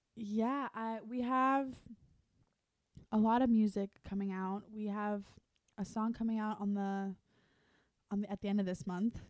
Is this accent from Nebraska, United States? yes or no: no; Fort Lauderdale, Florida, United States; now in Los Angeles, United States; I'm from Fort Lauderdale, but my part is Italian.